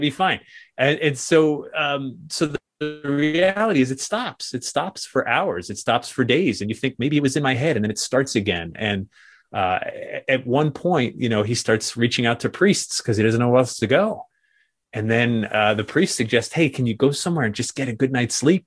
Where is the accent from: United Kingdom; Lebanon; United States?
United States; New England; growing up in New England